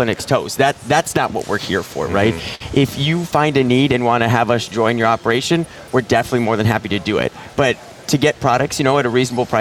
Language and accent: English; Minnesota, United States; I'm from Minnesota or Minnesota